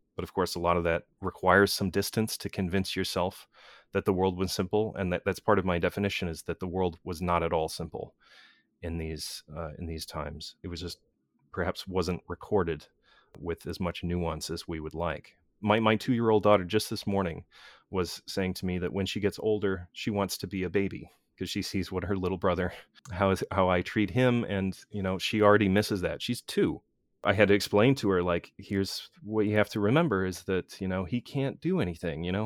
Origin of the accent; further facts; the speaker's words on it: United States; built into my culture as an American